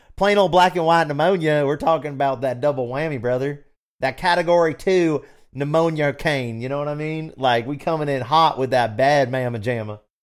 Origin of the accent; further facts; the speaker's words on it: the South, United States; I'm from the South.